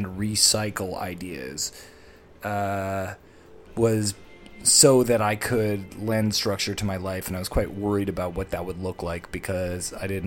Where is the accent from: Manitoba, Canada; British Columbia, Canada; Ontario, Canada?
Ontario, Canada; Toronto; my hometown, Toronto, for as long as I've lived in it